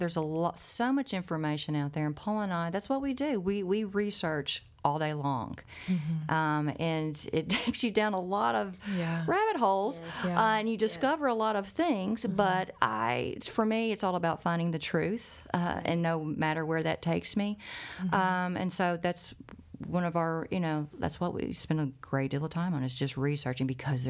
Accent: Ireland; I'm Irish.

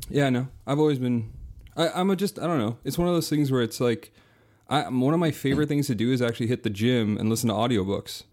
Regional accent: near Toronto, Southern Ontario, Canada; also born or lived in Brooklyn; I'm from, uh, Southern Ontario, so near Toronto

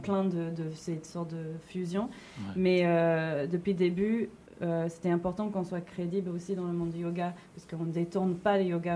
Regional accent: New York, United States; now in Paris, France; je viens de New York

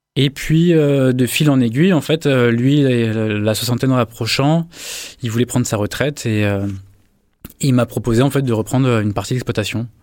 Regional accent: Paris, Île-de-France, France; moved away as an adult; now in Marseille, France; je viens de Paris

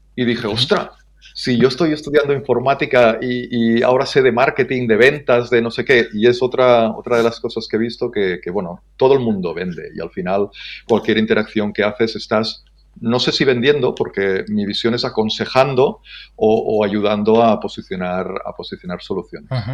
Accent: Ebro Delta, Catalonia, Spain; nací hace 51 años en, en, el Delta del Ebro

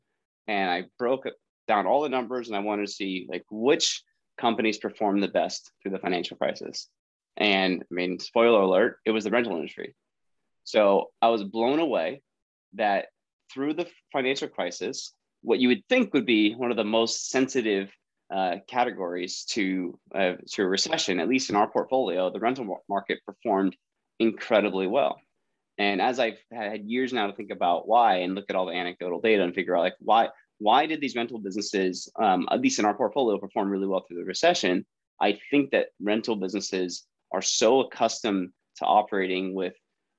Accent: San Francisco Bay Area, California, United States; I born and raised in the Bay Area, the San Francisco Bay Area, up in Northern California

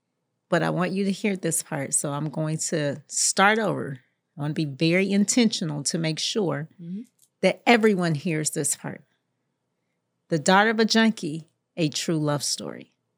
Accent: Jacksonville, Florida, United States; And so I was born in Jacksonville, Florida, mm-hmm. raised in Jacksonville, Florida, in the poorest zip code in the state, 32209.

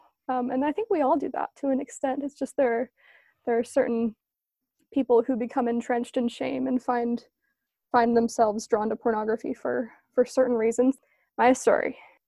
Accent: East Coast, United States; now in Orem, United States; I'm a grad student in Orem, Utah. I grew up on the East Coast from a military family of seven.

